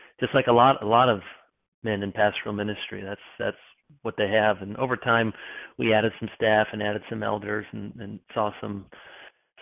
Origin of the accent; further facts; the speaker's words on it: Grand Rapids, Michigan, United States; moved away as an adult; also born or lived in Chicago, Illinois / East Lansing, Michigan; now in Charlotte, United States; I was born in Chicago. Most all my sports teams are Chicago, but I grew up mostly in Grand Rapids, Michigan area